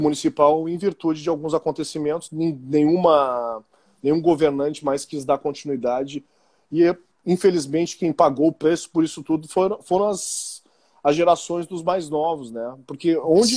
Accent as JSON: {"language": "Portuguese", "town": "Porto Alegre", "region": "Rio Grande do Sul", "country": "Brazil", "tie": "born or raised there", "said": "eu sou nascido e criado em Porto Alegre"}